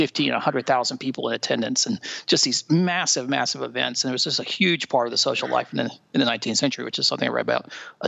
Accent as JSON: {"language": "English", "town": "Greenville", "region": "South Carolina", "country": "United States", "tie": "born or raised there", "said": "I grew up in South Carolina, up in Greenville, South Carolina, in the western part of the state"}